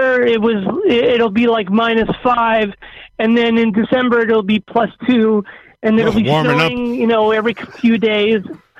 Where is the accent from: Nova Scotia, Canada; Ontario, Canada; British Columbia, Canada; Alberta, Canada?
Ontario, Canada; Thunder Bay; born or raised there